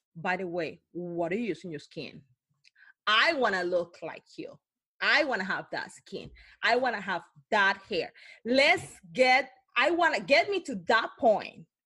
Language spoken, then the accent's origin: English; Cartagena, Bolívar, Colombia; English is a second language; moved away; I was born in Cartagena, Colombia, but when I grew up, I grew up in, the, in a really impacted area